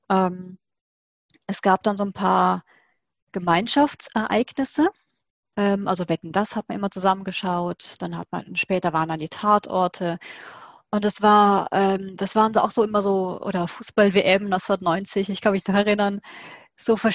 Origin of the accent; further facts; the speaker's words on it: Southern Germany, Germany; Ich bin aus Süddeutschland, das heißt, wir hatten dann die zwei Deutschen und dann hatten wir Schweizer und österreichisch Fernsehen.